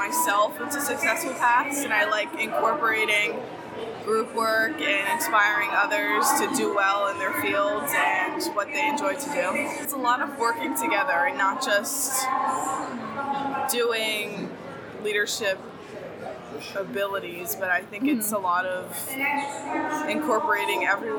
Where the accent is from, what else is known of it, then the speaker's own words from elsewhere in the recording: Holmdel, New Jersey, United States; I'm from Homedale, New Jersey. I'm a senior at Homedale High School.